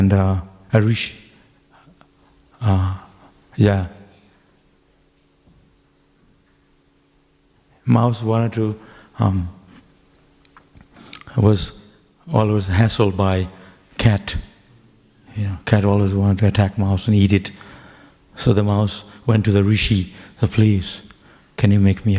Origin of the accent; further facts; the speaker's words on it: Mayapur, West Bengal, India; now in Melbourne, Australia; I was brought up in Mayapur